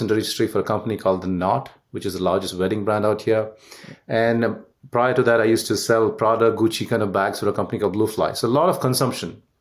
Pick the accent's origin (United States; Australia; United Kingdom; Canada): Canada; I'm Canadian right now the Canada, US, UK, and India.